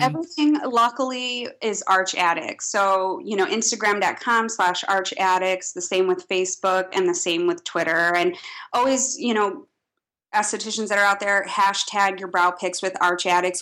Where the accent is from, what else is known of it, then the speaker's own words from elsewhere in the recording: Midwest, United States; being a Midwesterner